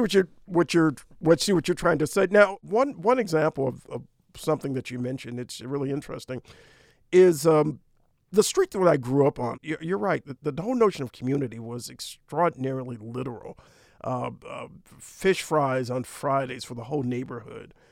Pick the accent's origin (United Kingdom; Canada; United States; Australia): United States; Detroit, Michigan; the city of my birth, a city that has become a metaphor for both blight and resurgence, the city of Detroit